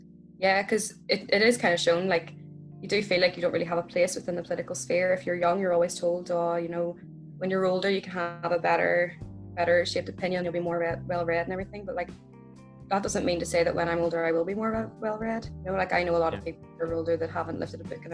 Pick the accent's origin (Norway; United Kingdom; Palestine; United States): United Kingdom; the North, Northern Ireland; moved away as an adult; also born or lived in Wales; growing up in the North, obviously you do kind of become a little bit politically minded. I actually grew up in a working class unionist area